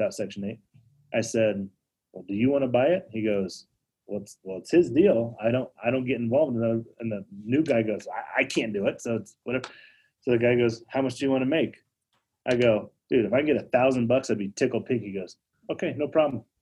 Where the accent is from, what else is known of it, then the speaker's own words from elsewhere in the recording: Denver, Colorado, United States; I'm from Denver